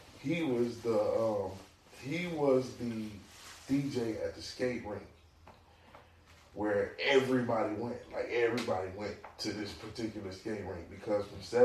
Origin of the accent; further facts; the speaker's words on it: Flint, Michigan, United States; I'm from Flint